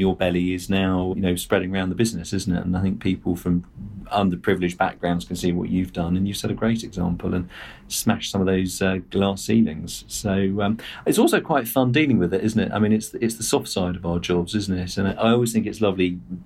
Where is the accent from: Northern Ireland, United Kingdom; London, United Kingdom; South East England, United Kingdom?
South East England, United Kingdom; Surrey; I'm a white male. I grew up in Surrey